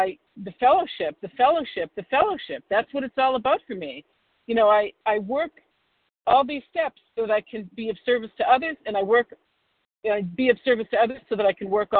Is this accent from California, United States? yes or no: no; Boston, Massachusetts, United States; I'm from Boston, the Boston area